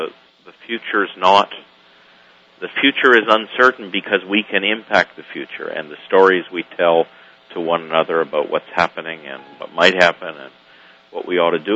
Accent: Canada; now in United States; I'm a Canadian living in the United States

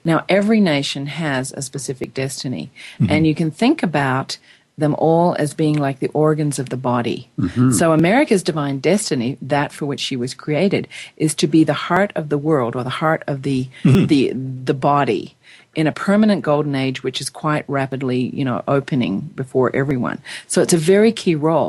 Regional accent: Australia; now in United States; I'm an Australian. I'm now an American. I have dual citizenship.

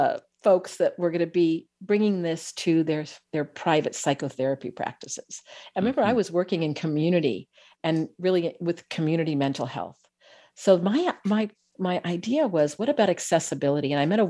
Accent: California, United States; whether I grew up in the Bay Area of California, you know, our nervous systems are designed in the same way.

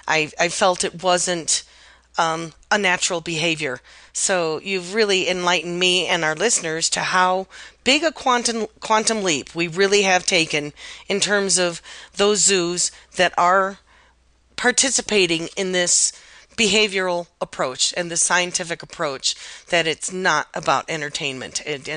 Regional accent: Chicago, Illinois, United States; I grew up in Chicago.

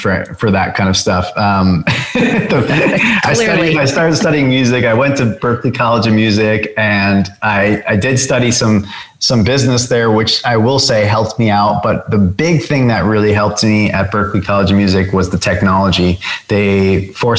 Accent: Long Island, New York, United States; growing up on Long Island

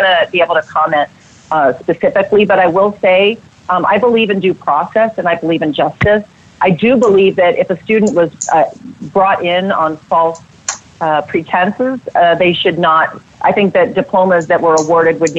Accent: Virginia, United States; I grew up in Virginia without advantages.

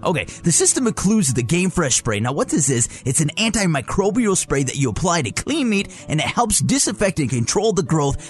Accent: Southwest, United States; I'm from the Southwest.

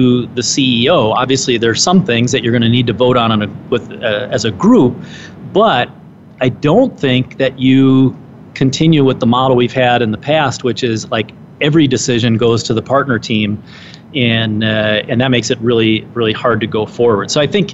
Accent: Minnesota, United States; the Minnesota Society where I was, you know, that's my home state

